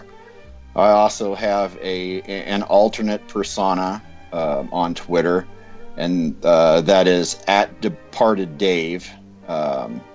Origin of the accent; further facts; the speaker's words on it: Southern California, United States; I grew up in Southern California.